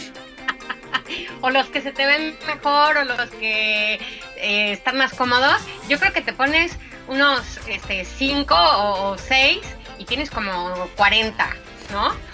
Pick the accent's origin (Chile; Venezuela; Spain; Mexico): Mexico; also born or lived in Portugal / Austria / France; now in Germany; también soy mexicana, soy medio mexicana, soy medio austriaca, mi papá es austriaco, mi mamá mexicana